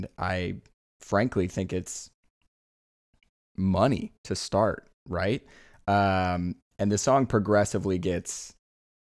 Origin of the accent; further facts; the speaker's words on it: Iowa, United States; I'm from Iowa